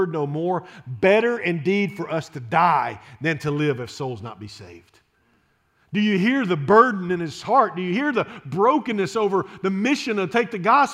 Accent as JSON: {"language": "English", "town": "Shreveport", "region": "Louisiana", "country": "United States", "tie": "born or raised there", "said": "I grew up in Shreveport, Louisiana"}